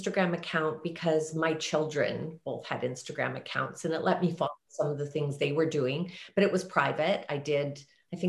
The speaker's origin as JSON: {"language": "English", "town": "Banff", "region": "Alberta", "country": "Canada", "tie": "born or raised there", "said": "I was raised in Banff, Alberta"}